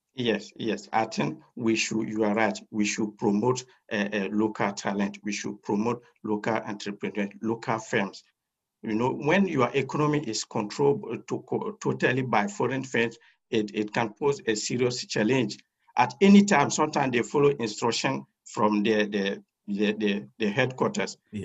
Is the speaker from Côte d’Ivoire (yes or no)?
yes; Côte d’Ivoire; moved away as an adult; now in Istanbul, Turkey; I am from Cote d'Ivoire. I did my first degree in economics and master's in economics in Cote d'Ivoire